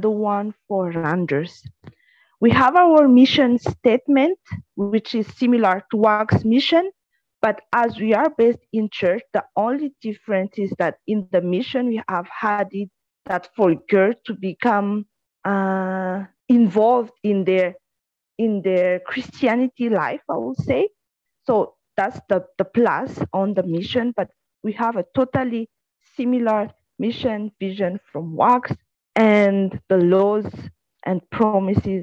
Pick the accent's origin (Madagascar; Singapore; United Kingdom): Madagascar; I am from Madagascar.